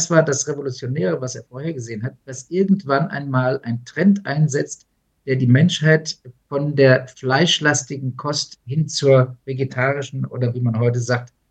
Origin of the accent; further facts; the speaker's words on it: Wiesbaden, Hesse, Germany; born there; ich bin ja in Wiesbaden geboren